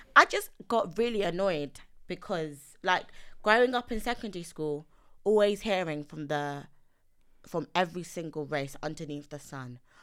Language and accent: English; London, United Kingdom; also born or lived in Nigeria; I'm East London